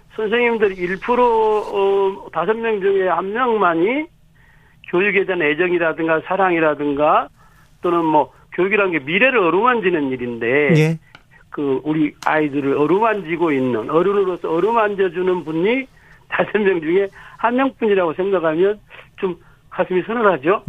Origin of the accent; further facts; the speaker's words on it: South Korea; 저는 제가 태어나고 자라서 지금 그 살고 있는 작은 마을